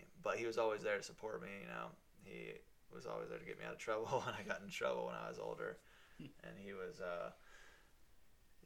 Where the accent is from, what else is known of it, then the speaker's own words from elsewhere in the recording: Virginia Beach, Virginia, United States; also born or lived in Norfolk, Virginia; I was born in Norfolk, and then we moved here into Virginia Beach when I was 6